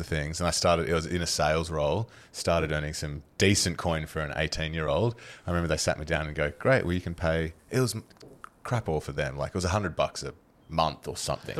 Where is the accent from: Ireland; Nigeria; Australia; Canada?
Australia; Wagga Wagga, New South Wales; We're from Wagga, so there ain't no beaches there.